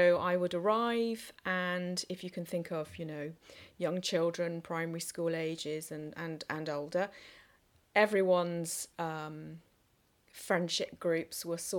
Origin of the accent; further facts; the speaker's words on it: England, United Kingdom; also born or lived in Singapore; And I was born in Singapore, but only lived there for sort of 9 months to a year. And I have an elder sister. Mm-hmm. And shortly after I was born, we came back to England